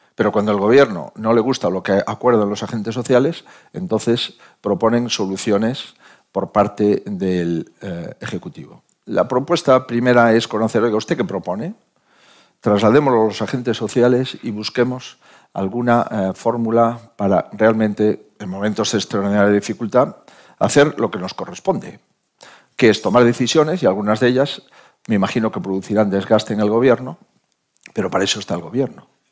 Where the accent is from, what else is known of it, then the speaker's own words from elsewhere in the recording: Spain; como español